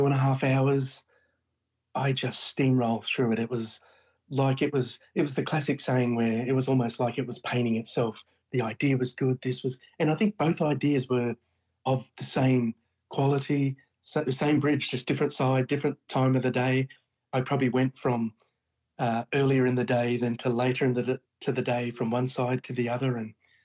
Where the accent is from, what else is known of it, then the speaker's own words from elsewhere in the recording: Brisbane, Queensland, Australia; my hometown in Brisbane